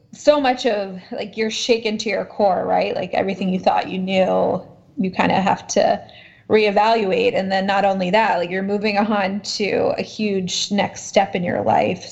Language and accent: English; Baltimore, Maryland, United States; growing up in Baltimore